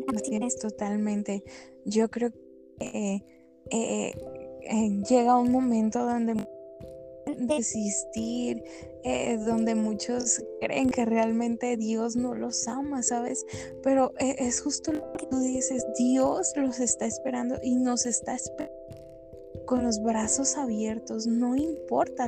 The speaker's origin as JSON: {"language": "Spanish", "town": "Guadalajara", "region": "Jalisco", "country": "Mexico", "said": "soy de Guadalajara"}